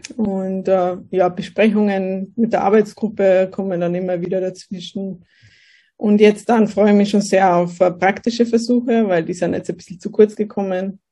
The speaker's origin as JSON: {"language": "German", "town": "Kelheim", "region": "Bavaria", "country": "Germany", "tie": "born or raised there", "moved": "as an adult", "lives_now": "Austria", "said": "ich bin aus, äh, komme aus Bayern. Aus Kelheim"}